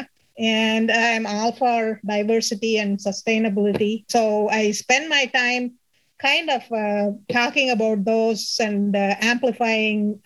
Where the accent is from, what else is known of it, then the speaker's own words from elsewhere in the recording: India; first language Tamil; English is a second language; moved away as an adult; my alumni association, trying to make it better for our engineering college back in India